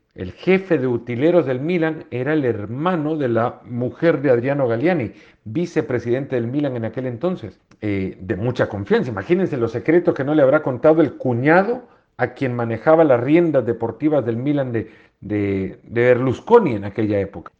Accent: El Salvador; moved away; Crecí en un país, en El Salvador

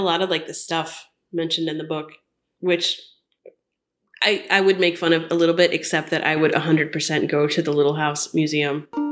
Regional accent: Orlando, Florida, United States; moved away; I'm from Orlando

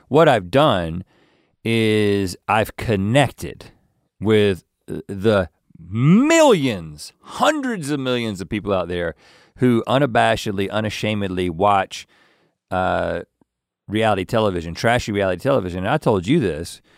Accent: North Carolina, United States; accent: Southern; moved away; We're not ashamed to be from North Carolina. Like, we are proud to be from North Carolina

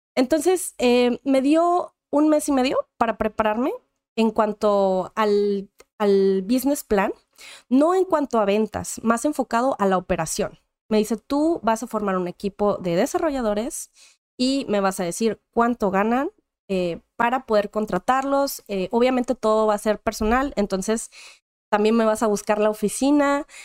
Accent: Monterrey, Nuevo León, Mexico; Yo soy nacida originaria de Monterrey, Nuevo León, México

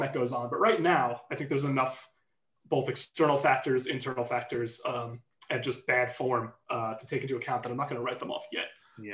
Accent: New York, United States; I'm American. Yeah, I, am from New York

